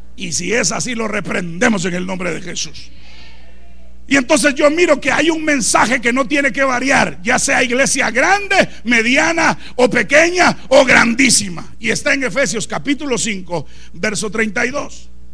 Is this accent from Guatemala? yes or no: yes; Guatemala; moved away as an adult; now in Chicago, United States; yo soy de Guatemala